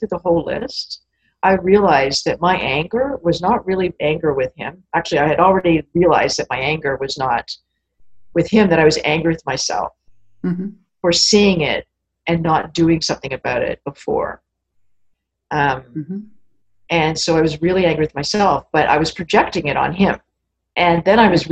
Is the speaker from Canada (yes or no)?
yes; Canada; I'm Canadian after all